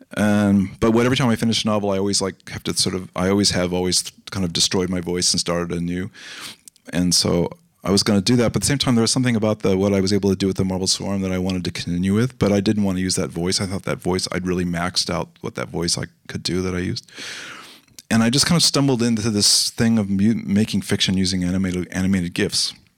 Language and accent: English; Los Angeles, California, United States; I grew up in Los Angeles